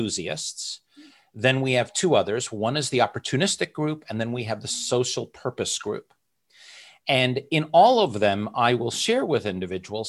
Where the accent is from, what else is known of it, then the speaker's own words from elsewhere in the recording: United States; moved away; also born or lived in Hong Kong / Luxembourg; I'm an American. I'm a person of the world, lived in Hong Kong, lived in Luxembourg